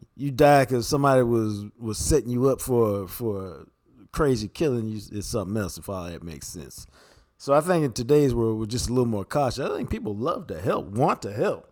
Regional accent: Dallas, Texas, United States; I grew up on Wind Chime Drive

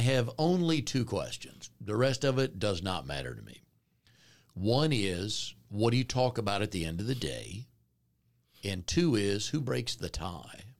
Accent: Raleigh, North Carolina, United States; I grew up here in Raleigh

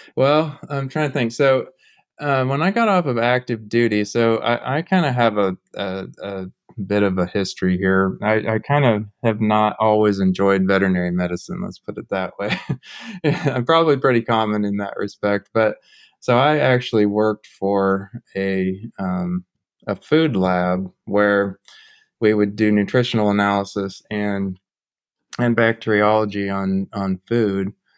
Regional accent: Overland Park, Kansas, United States; moved away as an adult; now in Omaha, United States; originally grew up in the Kansas City area in Overland Park, Kansas.

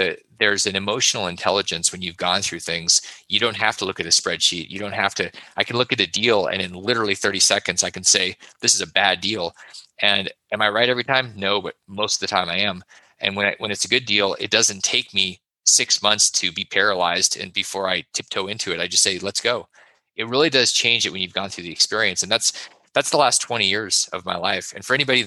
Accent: Alaska, United States; I grew up in Alaska

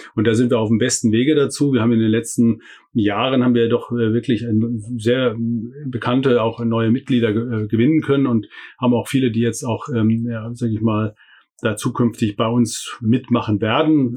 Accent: Hessian Bergstrasse, Hesse, Germany; moved away as an adult; also born or lived in Freiburg; die Wurzeln sind tatsächlich an der hessischen Bergstraße, wo ich aufgewachsen bin

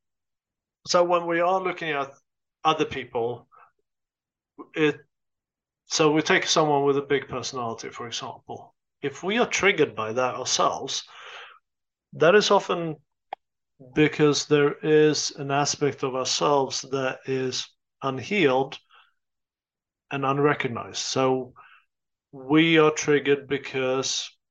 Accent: Sweden; moved away as an adult; also born or lived in United States; I grew up in Sweden. I am Swedish. I lived there for the first 22 years of my life.

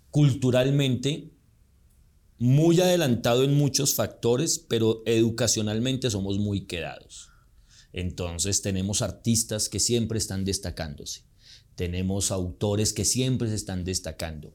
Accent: Colombia

